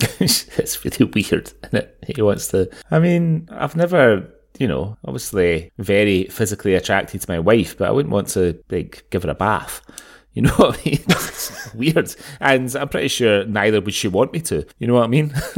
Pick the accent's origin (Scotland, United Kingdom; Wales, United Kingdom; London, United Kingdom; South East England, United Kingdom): Scotland, United Kingdom; Glasgow; moved away; growing up in Glasgow and then returning to Glasgow a lot over the years